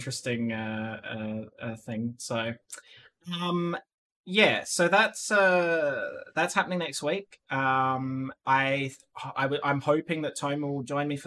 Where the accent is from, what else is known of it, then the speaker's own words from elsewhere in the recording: Australia; now in Netherlands; I'm still 100% Aussie